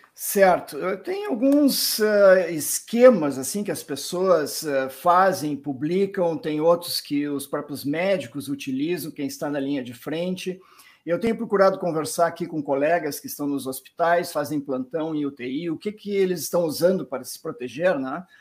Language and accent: Portuguese; Porto Alegre, Rio Grande do Sul, Brazil; moved away; E eu mesmo sou de originalmente de Porto Alegre, nasci no interior do Rio Grande do Sul